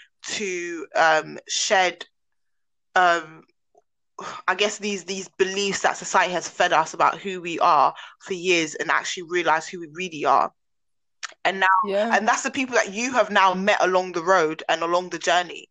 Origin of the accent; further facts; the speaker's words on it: London, United Kingdom; moved away as an adult; When I left South London